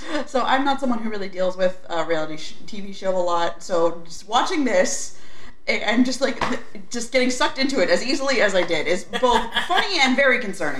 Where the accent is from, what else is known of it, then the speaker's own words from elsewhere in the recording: New Jersey, United States; I am a Yankee. That means I'm from New Jersey.